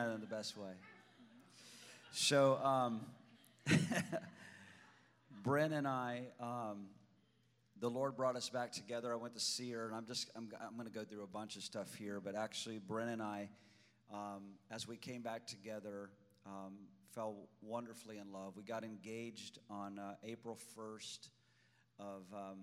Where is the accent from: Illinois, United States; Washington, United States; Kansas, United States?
Illinois, United States; I went home to Illinois